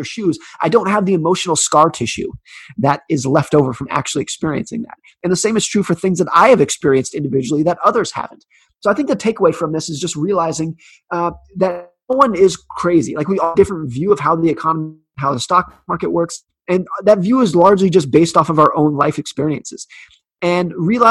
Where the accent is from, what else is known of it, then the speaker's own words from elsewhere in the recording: United States; I was born in 1983 in the United States